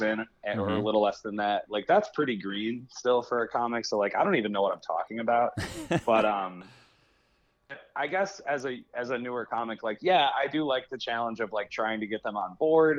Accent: Buffalo, New York, United States; moved away as an adult; now in Chicago, United States; So I'm from Buffalo originally

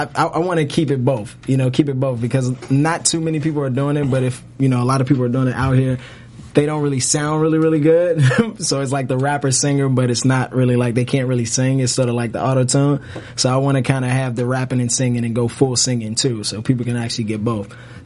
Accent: Jamaica; Like, I'm Jamaican, so I've been going to a little bit of reggae

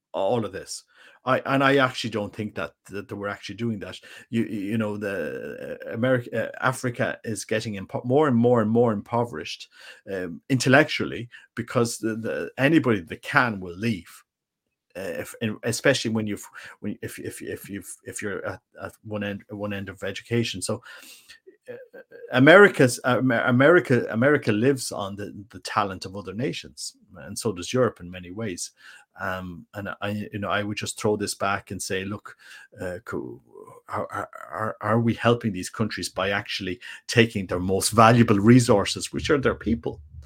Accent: Ireland; I'm just an Irish guy

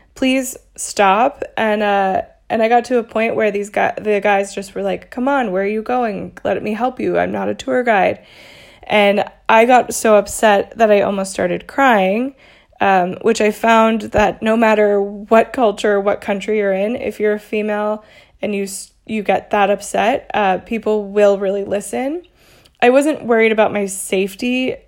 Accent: Little Elm, Texas, United States; moved away as an adult; also born or lived in Dallas, Texas / Austin, Texas / New York City / Denver, Colorado; now in Mexico City, Mexico; I was born in Dallas, in Texas, and lived in a s, a small town called Little Elm, and until I graduated from high school

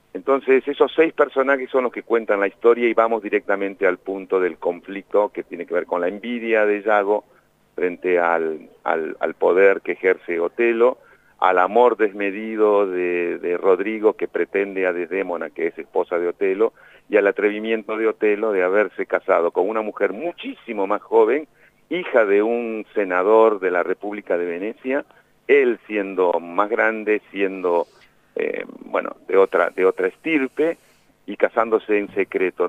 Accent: La Plata, Buenos Aires Province, Argentina; moved away; also born or lived in Melchor Romero; yo me formé en la Escuela de Teatro de La Plata, viví en La Plata, nací en La Plata

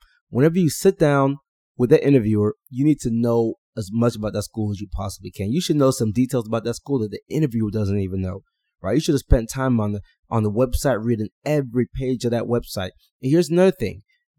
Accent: Houston, Texas, United States; I grew up outside of Houston, Texas.

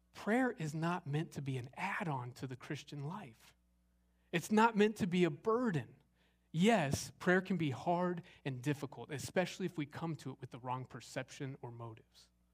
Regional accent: Arizona, United States; moved away as an adult; also born or lived in Southern California; now in Longview, Texas, United States; I grew up in Arizona

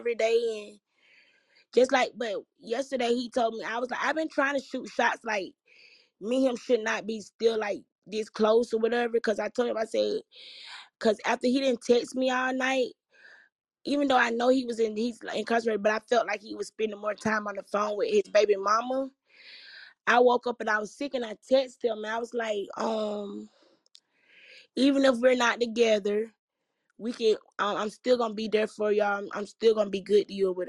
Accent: Georgia, United States; I'm from Georgia

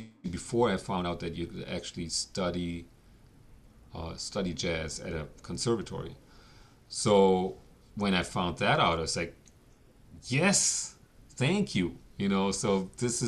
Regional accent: Germany; moved away as an adult; now in New York, United States; I grew up in Germany

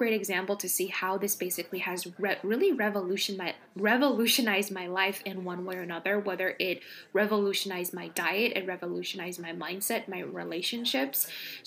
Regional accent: California, United States; now in East Coast, United States; I grew up in California where we don't have seasons

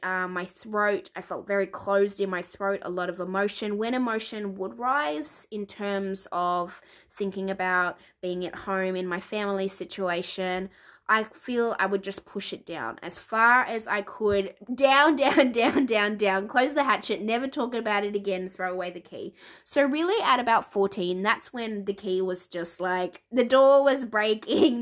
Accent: Melbourne, Victoria, Australia; now in New Zealand; I was born in Melbourne. I'm currently living in Aotearoa, the land of the long white cloud, New Zealand

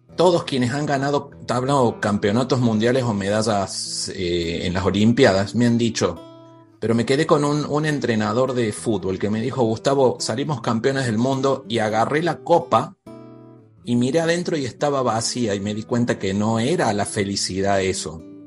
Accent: Córdoba, Argentina; yo soy de Argentina, de Córdoba

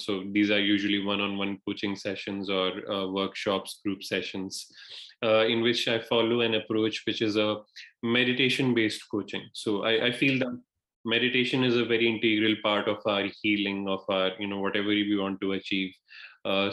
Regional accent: India; moved away; I'm from India originally

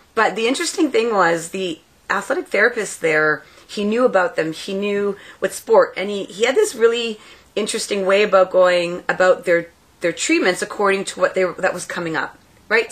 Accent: Elliot Lake, Ontario, Canada; I grew up in Elliott Lake, so I went to the high school called ELSS.

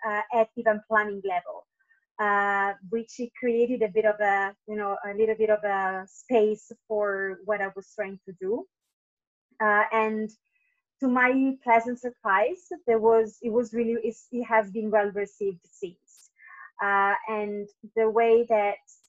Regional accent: Italy; moved away as an adult; also born or lived in Tenerife, Spain / London, United Kingdom; now in Singapore; I am originally from Italy, and I have been working in events since I was 18

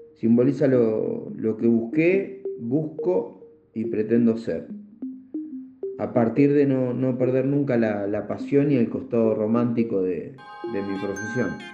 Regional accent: Comandante Nicanor Otamendi, Buenos Aires Province, Argentina; moved away as an adult; also born or lived in Asunción, Paraguay; now in Bolivia; mi pueblo, comandante Nicanor Tamendi

